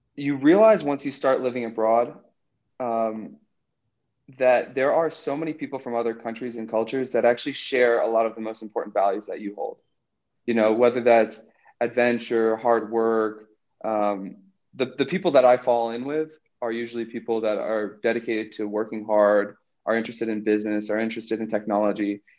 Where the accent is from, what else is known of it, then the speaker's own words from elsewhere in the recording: New Hampshire, United States; moved away as an adult; also born or lived in South America; Growing up in New Hampshire